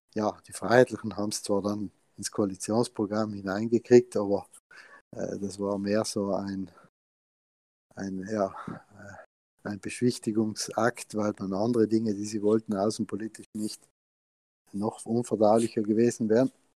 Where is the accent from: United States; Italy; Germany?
Italy; South Tyrol, Trentino-Alto Adige; wir Südtiroler